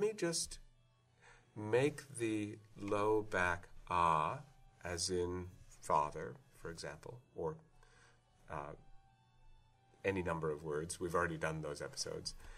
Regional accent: Iowa City, Iowa, United States; I come from an area which, if you look on the map, uh, Iowa City is on a border territory

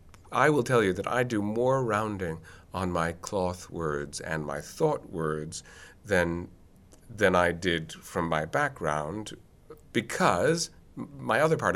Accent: Boston, Massachusetts, United States; I know I'm from Boston, I'm proud of the fact that I'm from Boston, and I'm definitely not from New York

